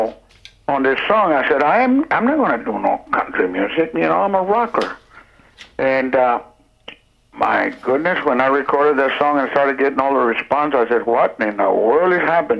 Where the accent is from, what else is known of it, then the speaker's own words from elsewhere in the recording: South Texas, United States; Being from South Texas, born and raised in South Texas